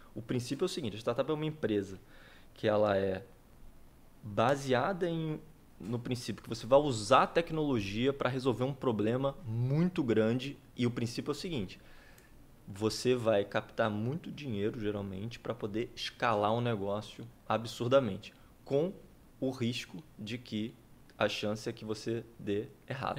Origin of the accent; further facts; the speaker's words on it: Campos dos Goytacazes, Rio de Janeiro, Brazil; moved away; Sou empreendedor, sou daqui de Campos, tenho 37 anos